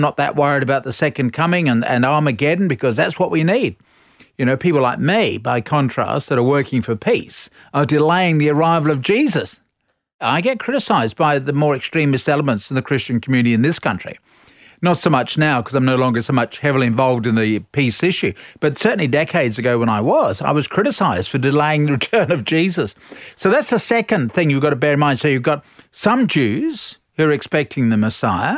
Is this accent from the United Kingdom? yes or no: yes; England, United Kingdom; I speak as an Englishman